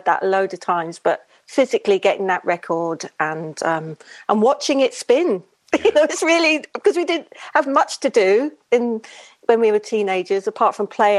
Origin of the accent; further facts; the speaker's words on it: London, United Kingdom; growing up in Shepherd's Bush in London, West London